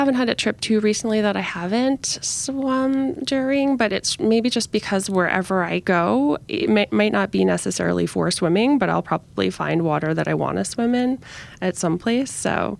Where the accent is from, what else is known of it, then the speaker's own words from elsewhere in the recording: New York, United States; So kind of starting in New York, my hometown, and then ending up in Geneva, which has been a great swim destination for me.